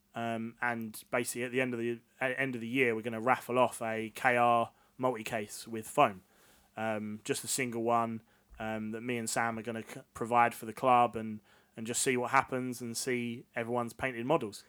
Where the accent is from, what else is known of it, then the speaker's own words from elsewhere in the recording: Essex, East of England, United Kingdom; We're both from Essex